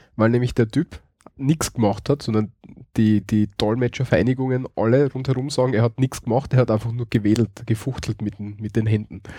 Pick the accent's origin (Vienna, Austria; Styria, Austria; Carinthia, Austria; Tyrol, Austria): Styria, Austria; bei uns in der Steiermark